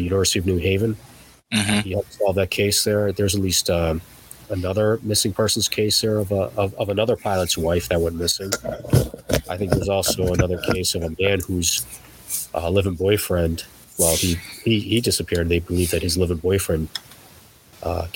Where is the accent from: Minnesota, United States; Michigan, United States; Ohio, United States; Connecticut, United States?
Connecticut, United States; West Hartford; I grew up in West Hartford